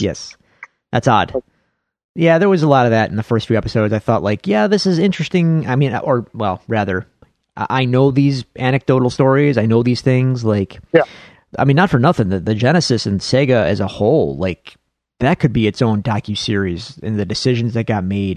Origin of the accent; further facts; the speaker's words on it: Buffalo, New York, United States; accent: Buffalo; my Buffalo accent